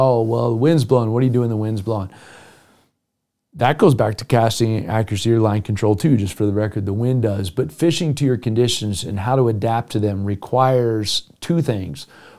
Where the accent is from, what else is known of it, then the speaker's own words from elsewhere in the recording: Minnesota, United States; Yeah, I've been fishing my whole life. I grew up in Minnesota.